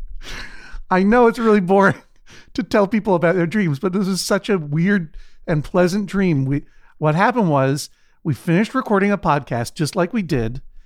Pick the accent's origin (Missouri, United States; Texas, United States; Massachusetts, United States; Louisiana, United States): Massachusetts, United States; Brookline; the sheet company that's named for my hometown, Brookline, with an N at the end.